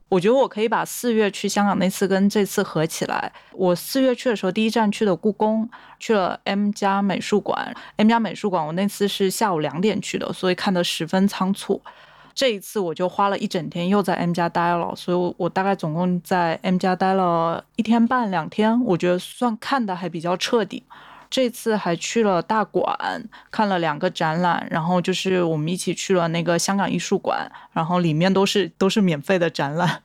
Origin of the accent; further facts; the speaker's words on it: Quanzhou, Fujian, China; moved away; 我是 全州人